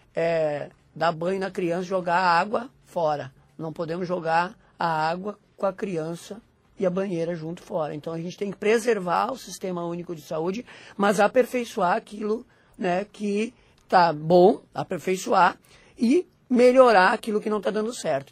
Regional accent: Rio Grande do Sul, Brazil; eu sou do Rio Grande do Sul, moro no Rio Grande do Sul

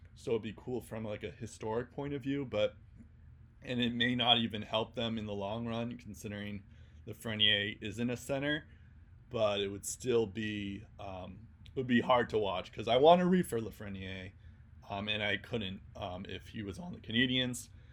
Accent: United States; an American Boston Bruins fan

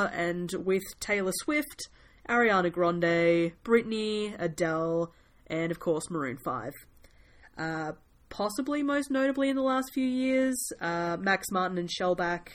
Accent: New Zealand; me and my fellow Kiwis

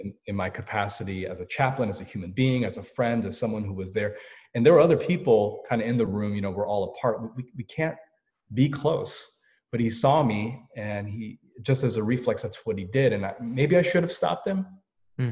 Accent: United States; I'm Korean American

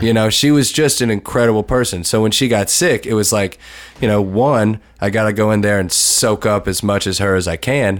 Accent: Lexington, Kentucky, United States; moved away as an adult; my hometown

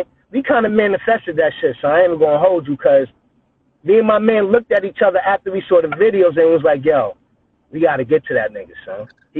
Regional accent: New York City, New York, United States; I'm from Brownsville

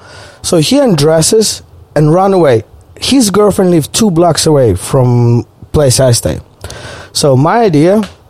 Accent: Ukraine; English is a second language; moved away; also born or lived in Australia; I'm only one Ukrainian person on campus

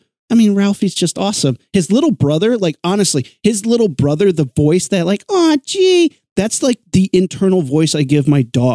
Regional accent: Indiana, United States; I'm from Indiana.

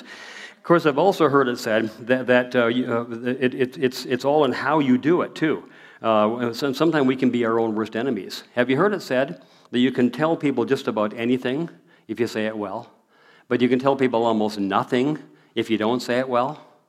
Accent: Prairie, moved from Seattle, Washington, Alberta, Canada; moved away as an adult; now in Abbotsford, Canada; we moved here in 1963. I still remember the day we moved here. We moved from Seattle, Washington, up here

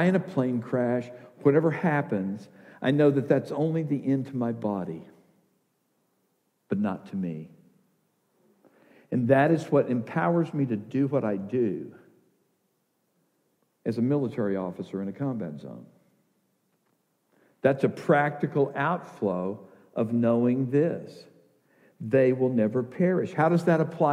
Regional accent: the South, United States; I grew up in the South.

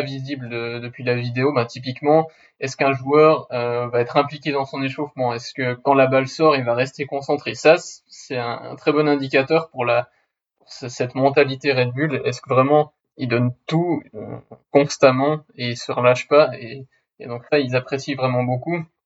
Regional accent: Switzerland; je suis suisse

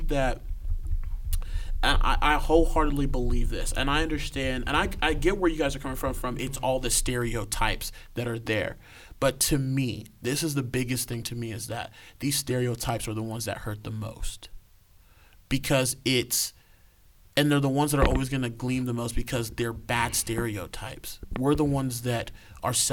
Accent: Nigeria; me being Nigerian

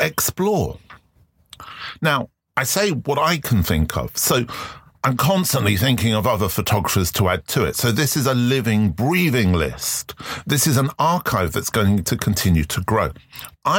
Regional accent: London, United Kingdom; I grew up in London

